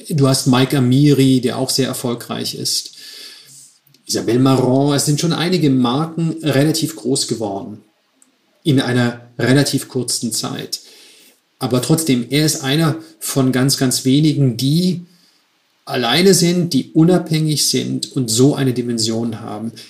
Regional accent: Stuttgart, Baden-Württemberg, Germany; moved away as an adult; also born or lived in Switzerland / Milan; Ich komme aus Stuttgart.

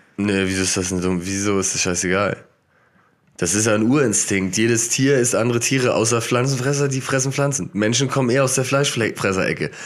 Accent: Germany; weil ich Deutscher bin

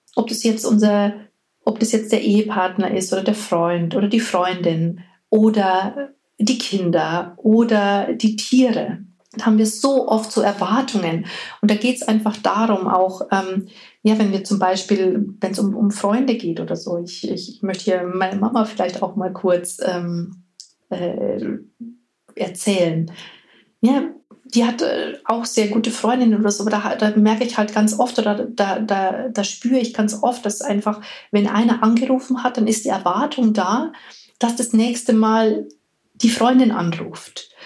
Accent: Bavaria, Germany; Hier bei uns in Bayern

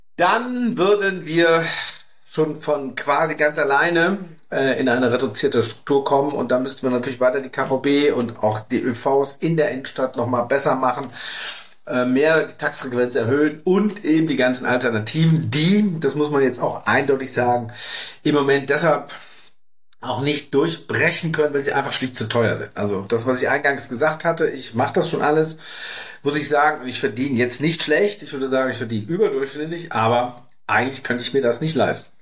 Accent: Germany; bei uns in Deutschland

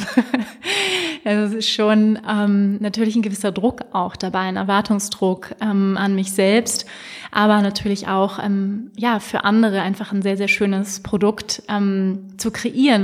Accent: Hamburg, Germany; now in Lake Starnberg, Germany; Ich bin ja in Hamburg geboren. Es ist immer so ein bisschen nach Hause kommen

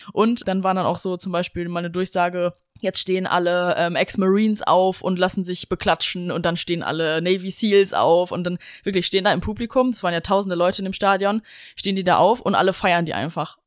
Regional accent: Germany; als Deutscher

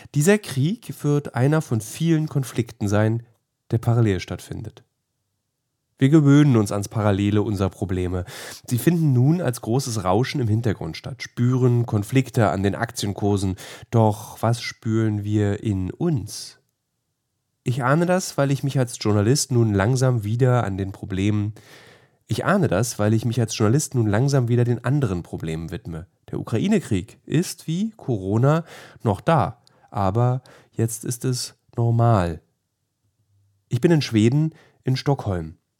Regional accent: Berlin, Germany; als Berliner

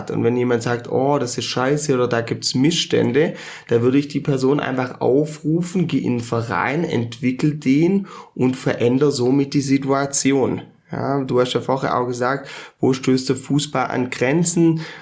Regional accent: Rottweil, Baden-Württemberg, Germany; also born or lived in Mainz / Munich; Also ich habe ja auch ein paar Jahre in Mainz gelebt, ein paar Jahre in München, ähm, dann natürlich in meiner Heimatstadt Rottweil

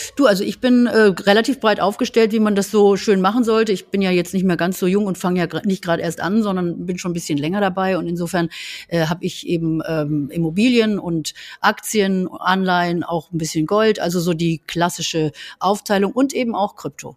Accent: Berlin, Germany; bei uns in Berlin

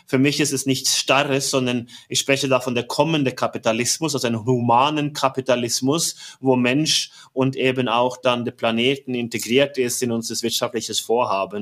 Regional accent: Norway; German is a second language; moved away as an adult; now in Germany; bin gebürtiger Norweger seit 23 Jahren in Deutschland

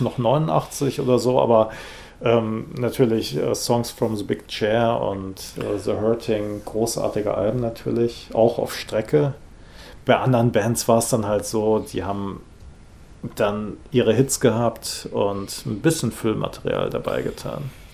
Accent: Rhineland, Germany; ich bin im Rheinland aufgewachsen

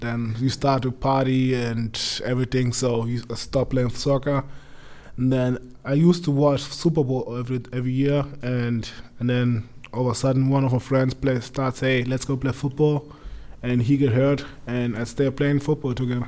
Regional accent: Munich, Bavaria, Germany; English is a second language; moved away as an adult; I'm from Munich

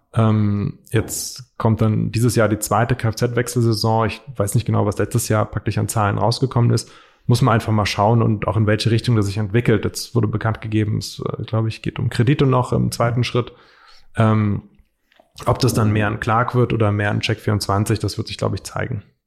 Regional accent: Frankfurt area, Hesse, Germany; ich komme hier aus der Ecke, Marco kommt hier aus der Ecke ähm, und praktisch wohnen hier schon sehr lange

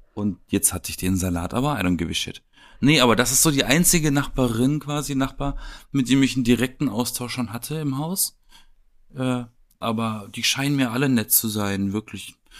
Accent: Baden-Baden, Baden-Württemberg, Germany; moved away as an adult; also born or lived in Wedding, Berlin; now in Berlin, Germany; Und ich komme ja aus Baden-Baden

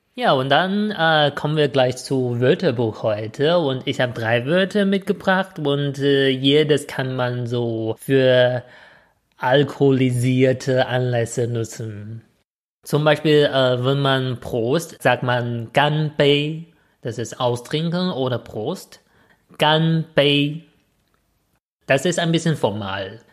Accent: China; now in Germany; was ich als Chinese ein bisschen häufiger von Deutschen zu äh, gefragt äh, höre

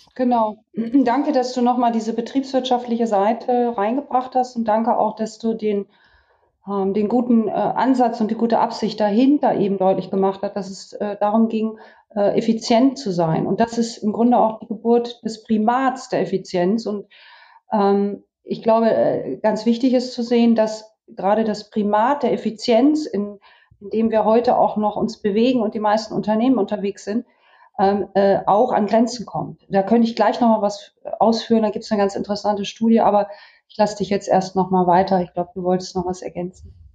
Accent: Vechta district, Lower Saxony, Germany; moved away; ich bin in meinem Heimatdorf tatsächlich aufgrund der Corona-Pandemie seit drei Wochen festgesetzt und im Kreis Fechter und sitze bei uns in der Küche in meinem Elternhaus

